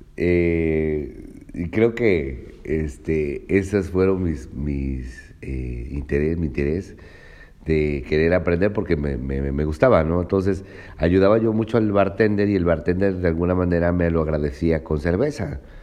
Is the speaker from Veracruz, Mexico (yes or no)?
yes; Cuitláhuac, Veracruz, Mexico; soy originario de Veracruz, este, de un municipio que se llama Cuitláhuac, Veracruz.